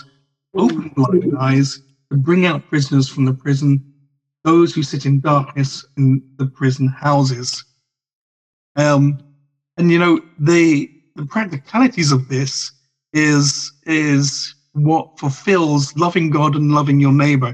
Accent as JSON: {"language": "English", "country": "Ireland", "said": "an Irishman"}